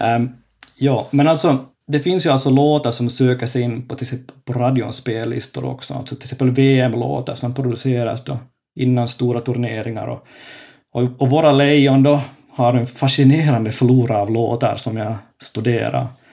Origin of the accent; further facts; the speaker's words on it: Finland; now in Kokkola, Finland; jag är finlandssvensk